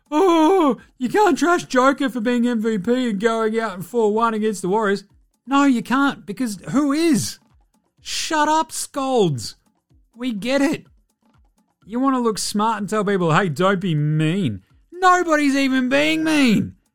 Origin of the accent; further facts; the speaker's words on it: Australia; I'm Australian, I ain't even fucking heard of this thing.